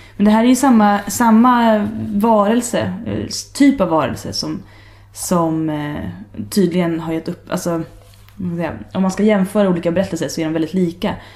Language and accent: Swedish; Sweden; jag var från Sverige